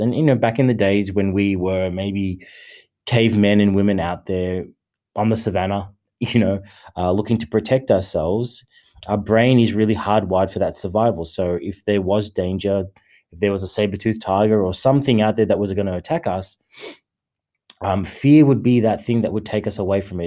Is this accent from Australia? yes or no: yes; Australia; I am an Australian